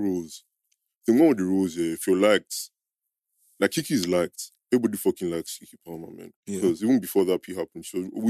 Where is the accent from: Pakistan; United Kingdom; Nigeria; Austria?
Nigeria; I'm not even a traditional person, but we grew up in Niger.